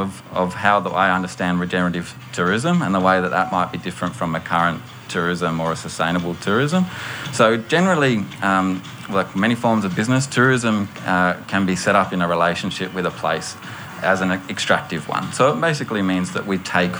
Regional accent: Australia

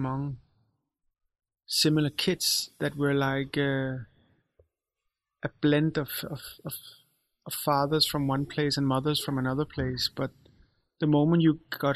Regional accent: Copenhagen, Capital Region of Denmark, Denmark; also born or lived in Israel / Rødovre; I grew up in Valby there.

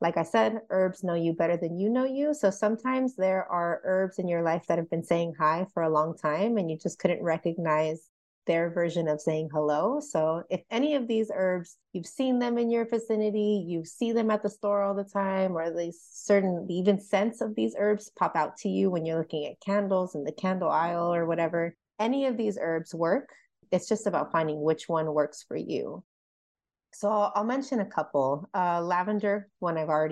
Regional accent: California, United States; now in Oklahoma, United States; I'm from California and I made the decision to move to Oklahoma in a split second

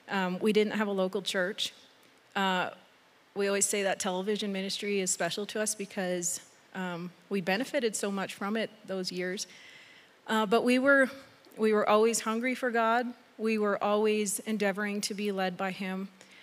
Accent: Mexico; also born or lived in Canada / Texas; now in United States; I was born in Mexico, and then I lived in Canada for 12 years, back in Mexico for 3 years as a teenager, and then to Texas, and so Texas is so far the longest place I've lived

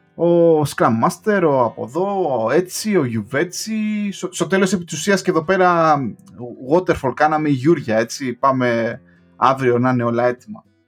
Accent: Greece; moved away as an adult; also born or lived in England; now in United Kingdom; έφυγα από την Ελλάδα

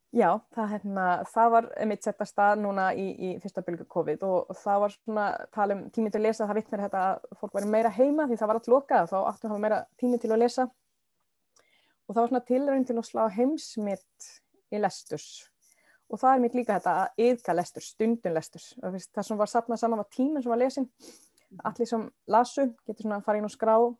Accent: Sweden; Icelandic is a second language; moved away as an adult; now in Iceland; Og ég var þá frekar nýflitt til Íslands, ég er frá Svíþjóð

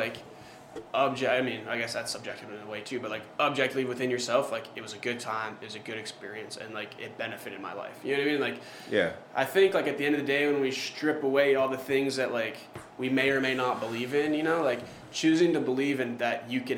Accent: Montana, United States; now in Alaska, United States; obviously I'm from Montana, so like, I come up here

